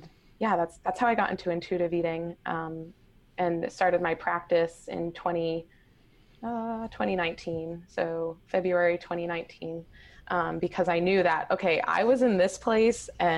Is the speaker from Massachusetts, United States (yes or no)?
yes; Boston, Massachusetts, United States; moved away as an adult; now in Hawaii, United States; I am born and raised in Boston, but I currently live in Hawaii